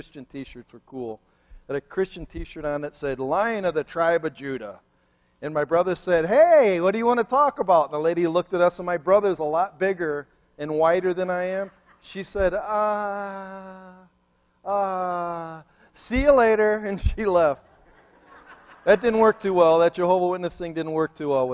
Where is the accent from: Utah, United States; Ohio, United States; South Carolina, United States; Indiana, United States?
Ohio, United States; Cleveland; moved away; I'm from Cleveland